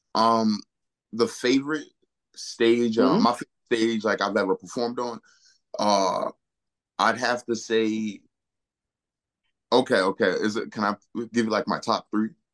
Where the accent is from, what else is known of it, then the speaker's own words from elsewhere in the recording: Naugatuck, Connecticut, United States; the first time I ever performed was actually at the YMCA in my hometown, Naugatuck, Connecticut.